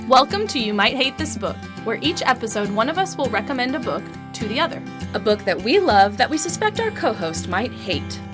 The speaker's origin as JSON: {"language": "English", "town": "Dallas", "region": "Texas", "country": "United States", "tie": "born or raised there", "said": "I grew up in Dallas"}